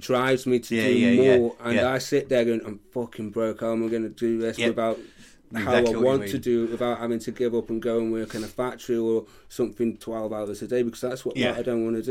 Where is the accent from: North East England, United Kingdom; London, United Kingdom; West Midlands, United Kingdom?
West Midlands, United Kingdom; Stoke-on-Trent; now in Leek, United Kingdom; I'm from Stoke, but where I live now is this little village called Leek